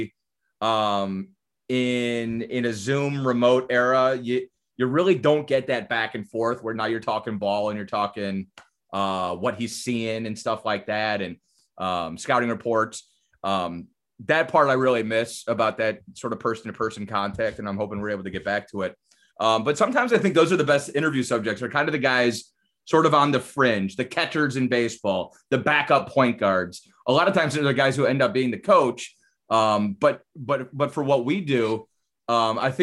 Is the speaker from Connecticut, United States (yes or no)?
no; Cleveland, Ohio, United States; born or raised there; moved away as an adult; also born or lived in Detroit; now in Orlando, United States